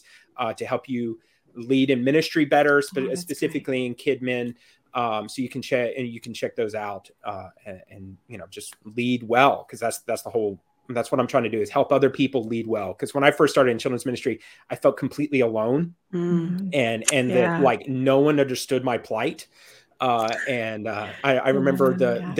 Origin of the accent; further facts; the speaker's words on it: Georgia, United States; also born or lived in Florida / Alabama; now in Macon, United States; I grew up in Georgia